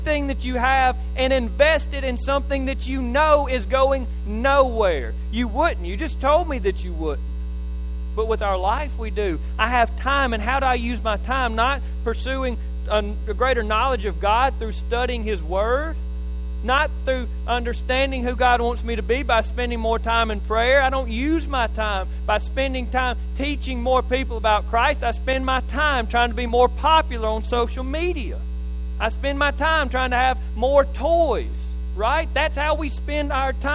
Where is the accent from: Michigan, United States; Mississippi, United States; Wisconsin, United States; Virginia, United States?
Mississippi, United States; Neshoba County; from Neshoba County